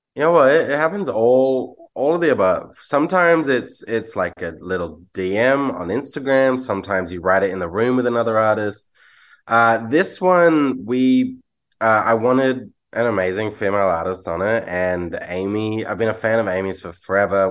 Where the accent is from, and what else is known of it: Australia